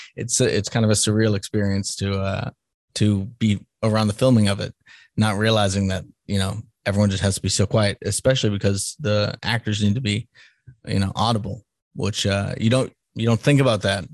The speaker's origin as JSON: {"language": "English", "town": "Salem", "region": "Massachusetts", "country": "United States", "tie": "born or raised there", "moved": "yes", "said": "I'm from Salem, Massachusetts originally, so which is the witch city."}